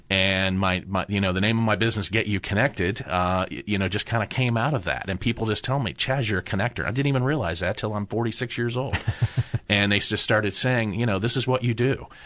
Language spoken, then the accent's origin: English; Upper Arlington, Ohio, United States; I grew up in Upper Arlington